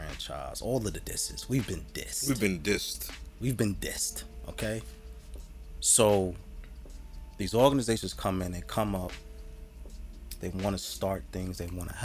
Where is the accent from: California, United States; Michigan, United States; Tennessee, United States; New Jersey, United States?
New Jersey, United States; Jersey City; we, good brother, you and I, are old Jersey City